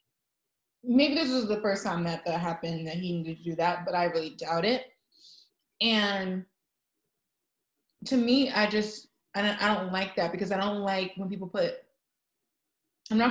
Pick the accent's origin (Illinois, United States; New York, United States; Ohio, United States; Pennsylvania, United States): New York, United States; I'm from New York